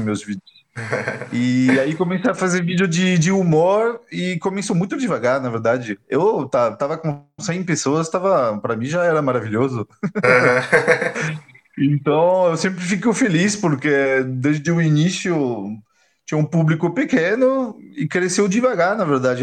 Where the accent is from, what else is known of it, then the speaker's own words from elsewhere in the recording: France; Portuguese is a second language; moved away as an adult; also born or lived in England / Germany / Brazil; eu me mudei da França para a Inglaterra em 2000, 2000, 2001.